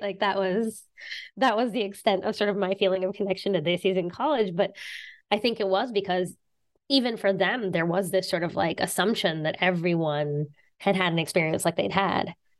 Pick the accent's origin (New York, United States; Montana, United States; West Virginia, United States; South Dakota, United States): West Virginia, United States; southern; now in Boston, United States; I'm from West Virginia. I grew up in West Virginia